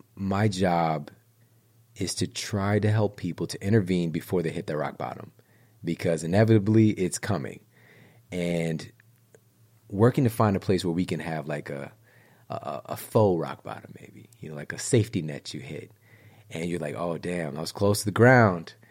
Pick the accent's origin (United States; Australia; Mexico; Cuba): United States; St. Louis, Missouri; I'm from Saint Louis, Missouri